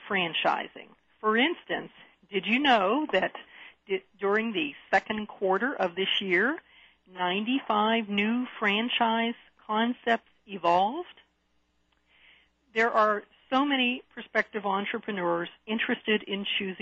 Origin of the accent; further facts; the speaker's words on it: Pittsburgh, Pennsylvania, United States; accent: Pittsburgh; Yes, I am originally from Pittsburgh. In fact, one guest remarked on my Pittsburgh accent.